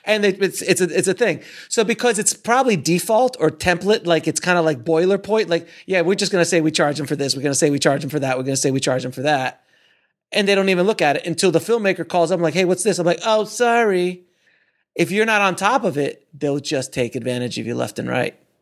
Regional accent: Florida, United States; I'm from Florida

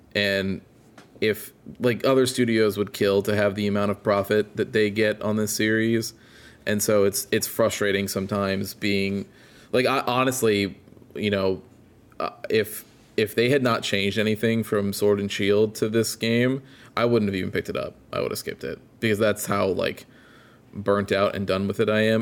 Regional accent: Illinois, United States; moved away; my hometown where I grew up in Illinois

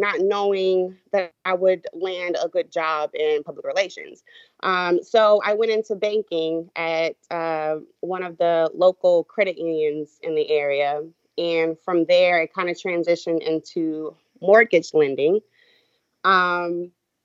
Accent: Columbia, South Carolina, United States; moved away as an adult; now in Charleston, United States; I am from Columbia, South Carolina, currently residing in the Charleston area

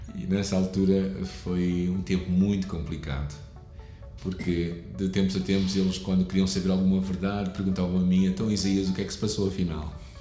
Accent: Porto, Norte, Portugal; also born or lived in Lisbon; eu nasci aqui no Porto e vivi sempre aqui até a altura em que, já jovem, saí até Lisboa durante três anos para estudar a Bíblia. Mas os meus episódios todos de infância foram aqui no Porto

